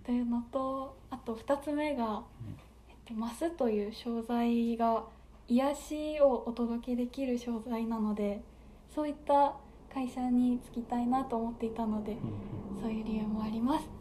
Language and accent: Japanese; Aichi, Japan; also born or lived in Nagoya; 私は愛知県出身で、今も名古屋から1時間半かけて大垣に通っております。